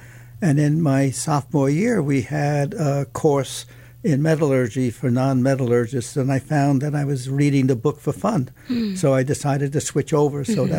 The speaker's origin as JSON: {"language": "English", "region": "New York", "country": "United States", "tie": "born there", "said": "Yes, I was born in Manhattan."}